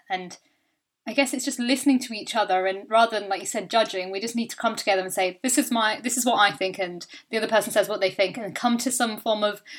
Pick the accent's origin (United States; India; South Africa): India; like I'm Indian. So growing up, I used to have a lot of people saying, you know, do you have an arranged marriage?